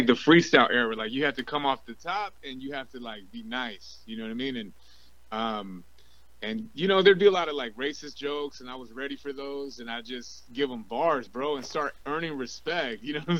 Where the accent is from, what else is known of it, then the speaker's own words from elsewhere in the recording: L.A. and Orange County, California, United States; also born or lived in Watts, Los Angeles / Santa Ana; I always grew up back and forth between L.A. and Orange County.